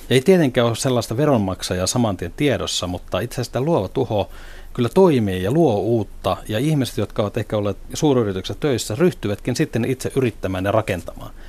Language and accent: Finnish; Oulu, North Ostrobothnia, Finland; olen alun perin oululainen ja, ja näin sen, voisi sanoa, Nokian suuruuden Oulussa